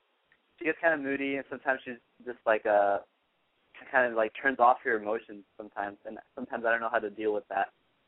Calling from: Los Angeles, California, United States; I'm calling from L.A., and I'm 19.

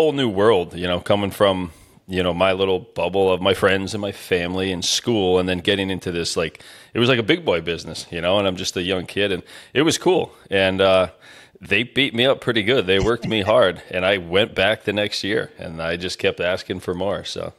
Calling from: Dalton, Pennsylvania, United States; So I'm in a little town outside of Scranton, PA called Dalton, Pennsylvania.

